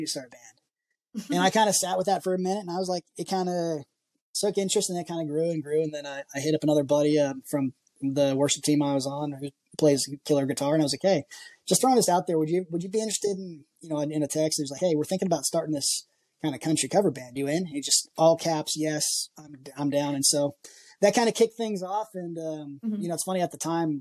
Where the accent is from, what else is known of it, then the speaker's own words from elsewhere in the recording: Washington, United States; moved away as an adult; also born or lived in greater Seattle area; now in Nashville, United States; I grew up, I'm originally from Washington State